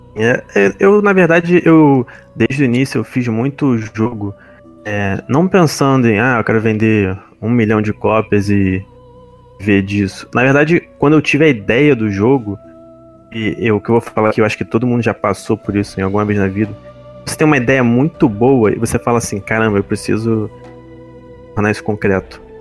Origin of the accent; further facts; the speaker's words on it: Rio de Janeiro, Brazil; eu sou da capital aqui do Rio de Janeiro